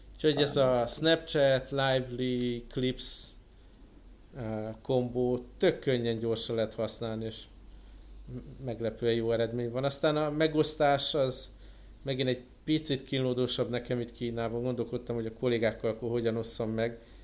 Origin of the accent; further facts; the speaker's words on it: Budapest, Hungary; moved away; otthon Budapesten